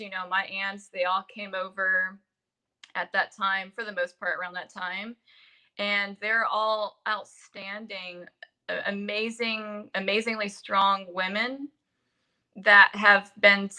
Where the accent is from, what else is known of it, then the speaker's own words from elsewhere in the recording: San Jose, California, United States; I was born in San Jose, California